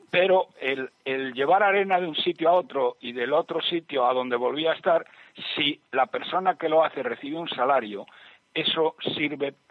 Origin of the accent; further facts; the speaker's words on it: Spain; los que pagamos los errores de estos artistas somos los españoles